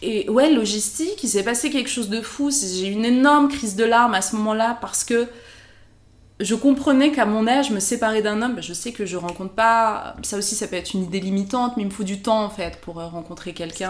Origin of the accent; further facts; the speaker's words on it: France; je rentrais euh, en vacances au Maroc, on me faisait comprendre que ben non, j'étais de France